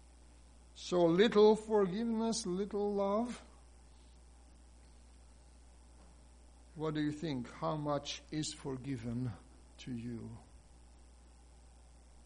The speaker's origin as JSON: {"language": "English", "country": "Hungary", "moved": "yes", "said": "my home country, Hungary"}